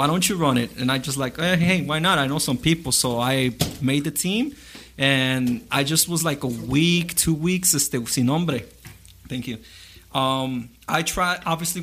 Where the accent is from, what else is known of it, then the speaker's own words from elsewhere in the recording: Chicago, Illinois, United States; I've been here born and raised in Chicago